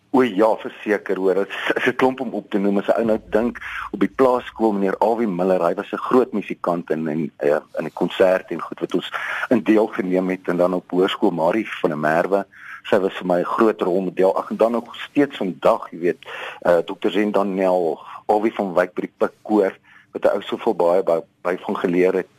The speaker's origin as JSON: {"language": "Afrikaans", "town": "Wolmaransstad", "region": "North West", "country": "South Africa", "tie": "born or raised there", "moved": "yes", "lives_now": "Johannesburg, South Africa", "said": "ek is op Wommerandstad gebore in die Destydse Wes-Transvaal en ek het op 'n plaas groot geword"}